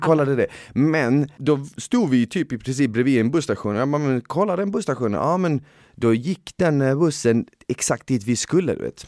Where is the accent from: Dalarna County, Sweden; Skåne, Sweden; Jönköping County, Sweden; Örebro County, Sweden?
Skåne, Sweden; Malmö; moved away as an adult; now in Stockholm, Sweden; jag är ifrån Malmö